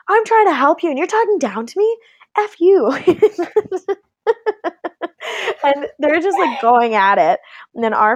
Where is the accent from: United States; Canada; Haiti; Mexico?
Canada; I am Canadian.